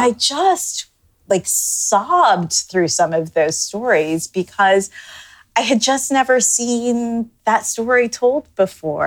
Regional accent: Toronto, Ontario, Canada; moved away as an adult; now in United States; growing up in Canada

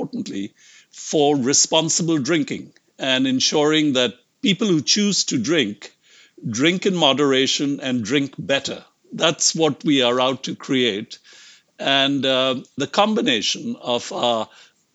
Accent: India; moved away as an adult; also born or lived in United States; I grew up in India and actually left India when I was 25.

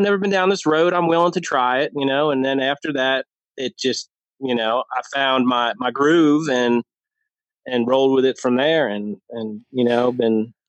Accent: New Jersey, United States; moved away as an adult; now in Lynchburg, United States; I grew up in New Jersey. Um, that's where my all my family's from. Grew up there.

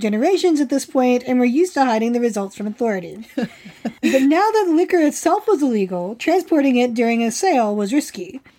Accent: West Virginia, United States; At one point, however, my accent was so thick that I was once asked by the other kids in my summer camp, who were all fellow West Virginians, by the way

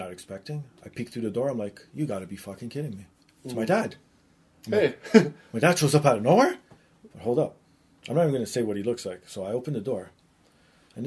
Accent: Canada; accent: Canadian; my Canadian accent

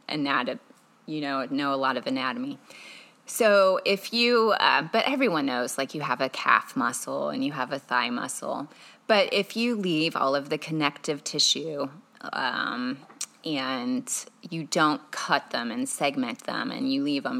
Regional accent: Carmel, Indiana, United States; also born or lived in Chicago, Illinois; I was born in Chicago, Illinois, and then when I was three, I grew up in Carmel, Indiana

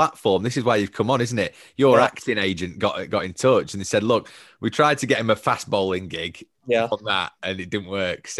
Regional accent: Yorkshire and the Humber, United Kingdom; As a Yorkshireman

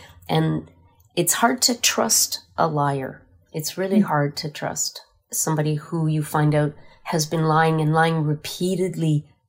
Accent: Red River, Manitoba, Canada; And I was born on the banks of the Red River, so I'm your classic Red River Métis. I'm also a member of the Manitoba Métis Federation.

